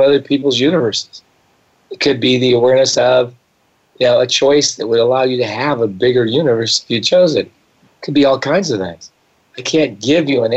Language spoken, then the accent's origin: English; Scotland, United Kingdom; I'm Scottish